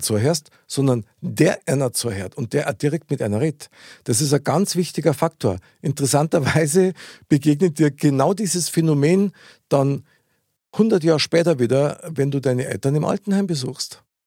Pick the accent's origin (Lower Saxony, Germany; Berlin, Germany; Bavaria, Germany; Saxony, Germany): Bavaria, Germany; unser herzliches bayerisches Lebensgefühl